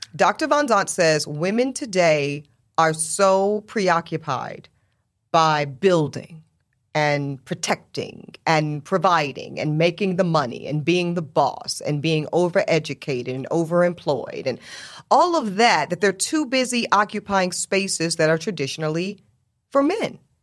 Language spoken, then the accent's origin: English; Charlotte, North Carolina, United States; also born or lived in South Louisiana; I was raised in the South